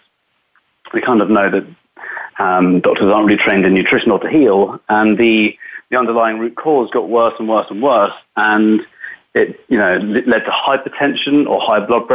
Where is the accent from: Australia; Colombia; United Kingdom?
United Kingdom; England; moved away as an adult; now in Los Angeles, United States; I am from England, a very small country